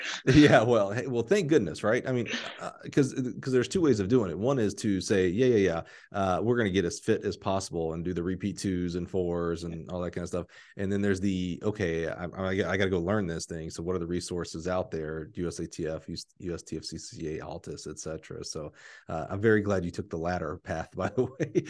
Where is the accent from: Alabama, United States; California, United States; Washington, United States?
Alabama, United States; I'm from Alabama